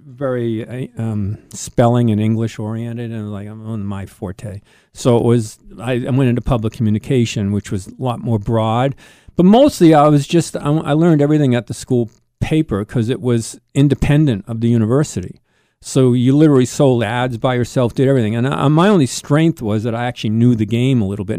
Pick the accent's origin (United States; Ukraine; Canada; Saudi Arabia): United States; Boston, Massachusetts; I was born in Boston, yes. Boston, Massachusetts.